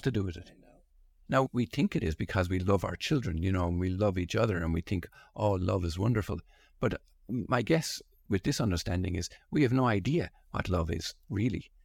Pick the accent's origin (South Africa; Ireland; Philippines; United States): Ireland; being born and raised in Holy Catholic Ireland